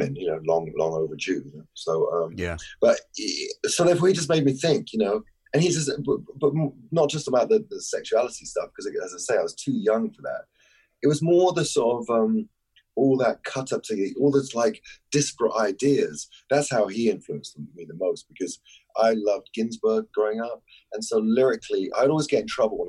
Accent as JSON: {"language": "English", "region": "London", "country": "United Kingdom", "tie": "born or raised there", "said": "I grew up in North London"}